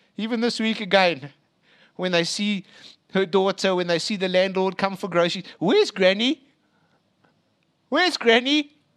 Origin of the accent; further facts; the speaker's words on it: Springs, Gauteng, South Africa; I was born in Eastvale, proper place there, other side Springs.